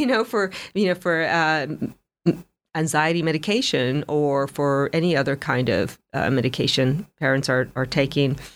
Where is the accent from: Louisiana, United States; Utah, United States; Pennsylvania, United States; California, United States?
California, United States; Los Angeles; moved away; I grew up in Los Angeles